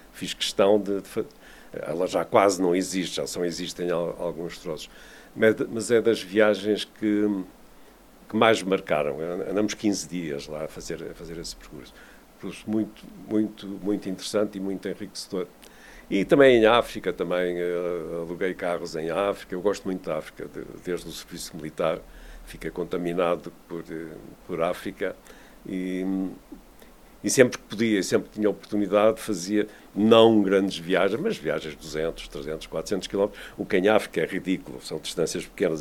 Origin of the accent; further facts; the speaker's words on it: Vila do Conde, Norte, Portugal; eu cresci em Vila de Conde, nos anos 50 e 60, a minha casa ficava no circuito